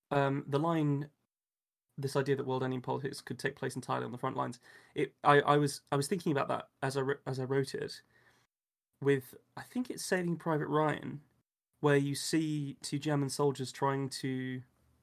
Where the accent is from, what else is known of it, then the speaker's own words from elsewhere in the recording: Enfield, London, United Kingdom; And I grew up partially in Enfield, London.